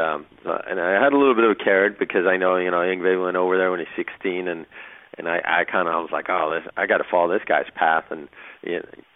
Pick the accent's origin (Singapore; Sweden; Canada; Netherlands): Sweden; moved away; Yeah, I grew up in Sweden